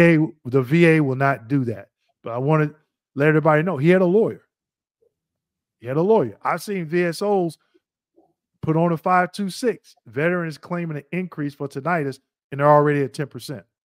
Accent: Missouri, United States; I'm originally from Missouri

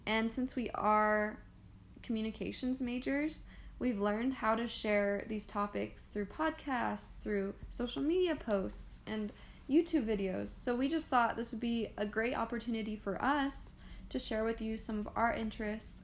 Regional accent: Roseville, California, United States; now in Idaho, United States; I am originally from Northern California in Roseville

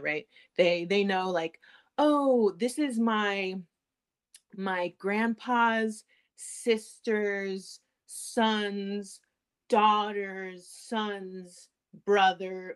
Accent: United States; I'm from the I was born in the United States.

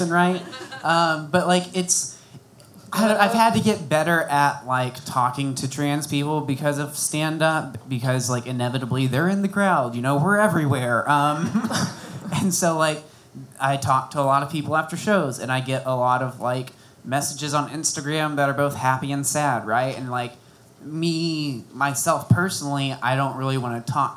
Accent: Bonham, Texas, United States; now in Austin, United States

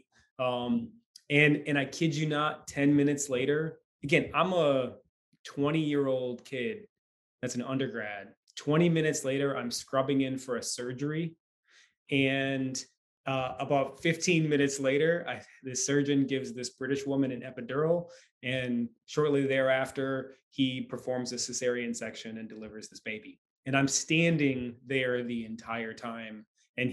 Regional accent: Michigan, United States; moved away; I'm from Michigan originally

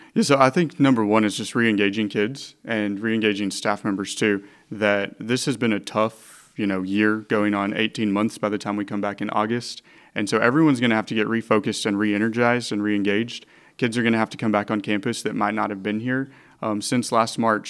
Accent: Hot Springs, Arkansas, United States; I'm originally from Hot Springs and went to Fountain Lake, and then I went to Henderson.

